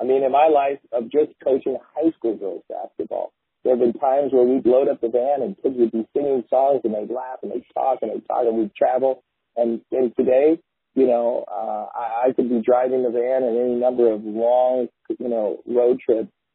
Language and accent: English; Midwest, United States; now in Medford, United States; as a kid growing up in the Midwest